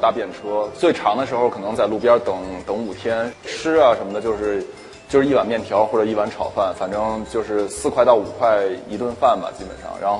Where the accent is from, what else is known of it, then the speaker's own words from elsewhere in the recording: China; 我给他拿护照看，我我中国人，然后我是个学生